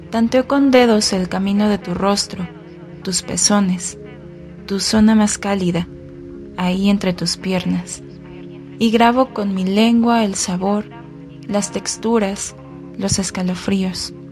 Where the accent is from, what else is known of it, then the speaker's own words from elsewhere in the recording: Mexico City, Mexico; tengo 27 años y soy de la Ciudad de México.